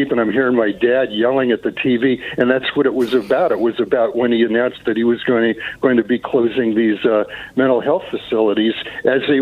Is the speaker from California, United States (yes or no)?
yes; California, United States; I'm a Californian. I'm a second generation Californian. So I was in seventh grade when Reagan got elected.